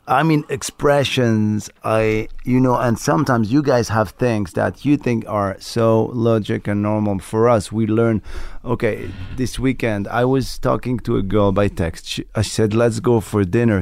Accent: Morocco; first language Moroccan Arabic; English is a second language; moved away; also born or lived in France; I was born in Morocco, raised in Morocco

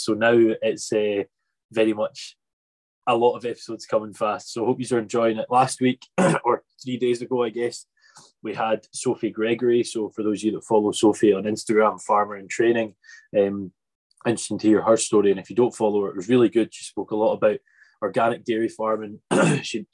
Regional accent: Arran, Scotland, United Kingdom; moved away; I'm also a Scottish Islander. From Arran

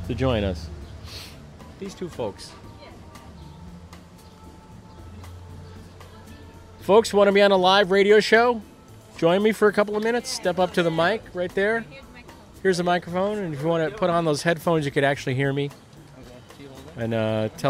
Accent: Lyndhurst, Long Island, New York, United States; moved away; also born or lived in Amityville, New York; I grew up in Lyndhurst

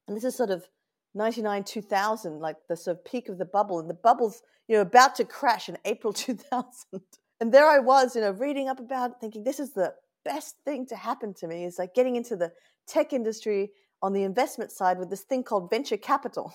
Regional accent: Sydney, New South Wales, Australia; accent: Australian; moved away as an adult; now in Oakland, United States; I was born and raised in Australia where you can actually hold your grog.

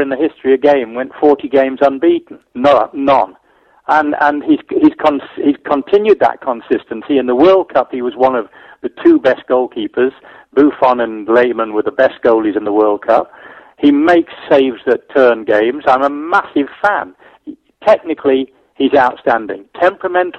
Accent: Scotland, United Kingdom; I'm a Scottish goalkeeper

